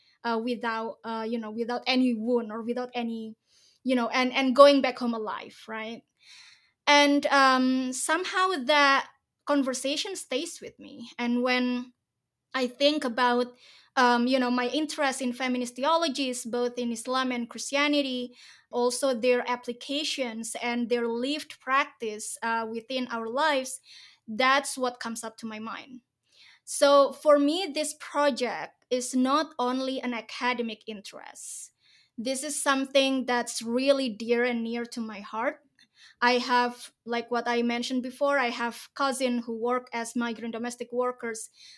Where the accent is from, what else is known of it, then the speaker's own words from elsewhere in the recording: Indonesia; English is a second language; I come from a very religious family in Indonesia, so I grew up in Indonesian pesantren. I spent most of my youth time there